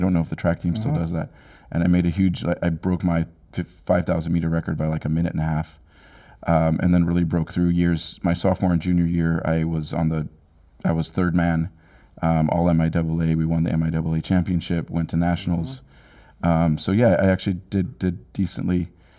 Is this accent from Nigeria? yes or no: yes; Jos, Plateau, Nigeria; But where I grew up in Jos, Nigeria, it's at a mile in elevation.